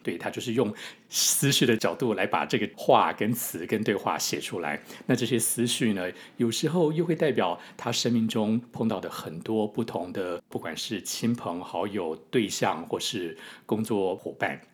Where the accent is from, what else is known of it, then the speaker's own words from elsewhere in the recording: Taipei, Taiwan; moved away as an adult; now in New York, United States; 我是在台北出生长大的台湾人，从小念完书、当完兵、工作完了之后才来到纽约打拼。那来到纽约之前呢，我是在台北担任演员，也接受过艺术行政的相关工作